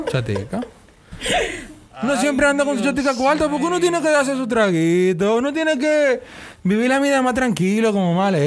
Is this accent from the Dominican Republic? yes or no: yes; Dominican Republic; Esa es mi característica como dominicano.